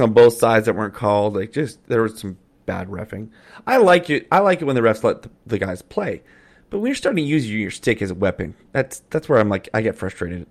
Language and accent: English; Calgary, Alberta, Canada; also born or lived in Edmonton; I grew up in Calgary, love the Flames. I'm an Alberta boy